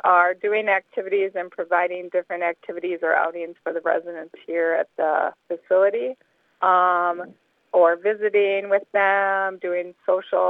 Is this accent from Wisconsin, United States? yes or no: yes; Wisconsin, United States; moved away as an adult; also born or lived in Florida; We moved back to Wisconsin from Florida